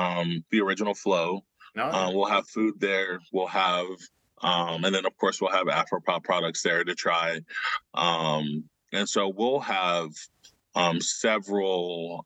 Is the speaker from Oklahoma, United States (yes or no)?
yes; Oklahoma, United States; growing up in Oklahoma as a Black artist